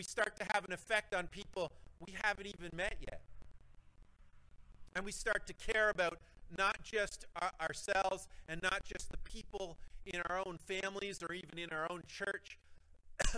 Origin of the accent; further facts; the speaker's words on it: Cobden and Renfrew, Ontario, Canada; we're people from Cobden and Renfrew. We're people from small towns.